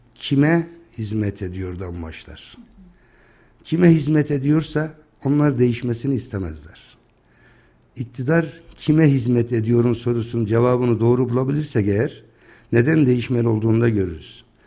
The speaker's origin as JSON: {"language": "Turkish", "town": "Akkışla", "region": "Kayseri Province", "country": "Turkey", "tie": "born or raised there", "also_born_or_lived": "Van", "said": "1965 e, Kayseri Akkışla doğumluyum. İlkokulu Akkışla'da okuduktan sonra"}